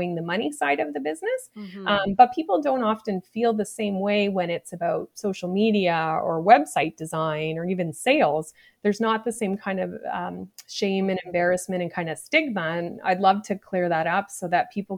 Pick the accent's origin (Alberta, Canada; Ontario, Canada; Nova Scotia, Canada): Nova Scotia, Canada; I grew up in Nova Scotia in a small place